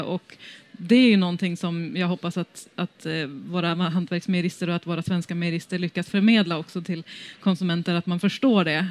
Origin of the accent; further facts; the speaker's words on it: Västerbotten County, Sweden; moved away; also born or lived in London; ursprungligen så kommer jag från Västerbotten